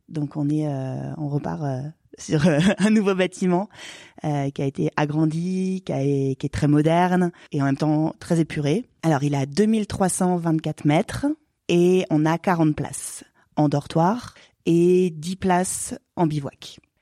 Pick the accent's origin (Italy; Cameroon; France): France; Haute-Savoie, Auvergne-Rhône-Alpes; also born or lived in Annecy / Héry-sur-Ugine; Je suis originaire de Haute-Savoie, je suis née à Annecy, donc j'ai toujours évolué euh, en montagne.